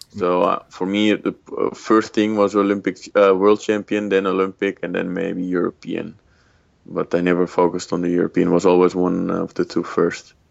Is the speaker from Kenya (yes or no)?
no; Netherlands; I was born in Holland